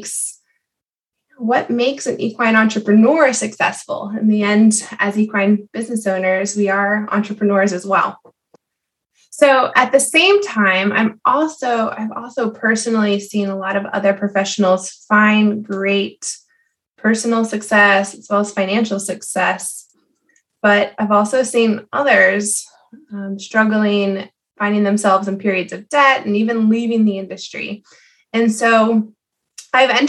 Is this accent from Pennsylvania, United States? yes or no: yes; Southeast Pennsylvania, United States; I grew up in Southeast Pennsylvania